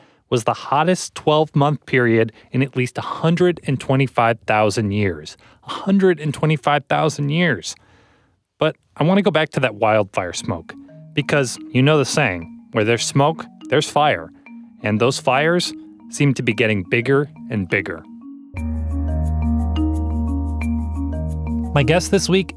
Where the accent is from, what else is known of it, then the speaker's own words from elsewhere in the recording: Midwest, United States; I grew up in the Midwest